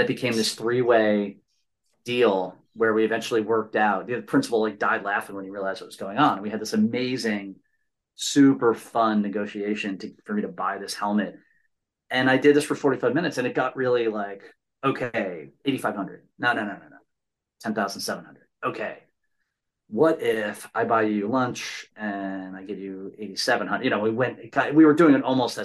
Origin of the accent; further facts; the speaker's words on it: United States; I'm Irish American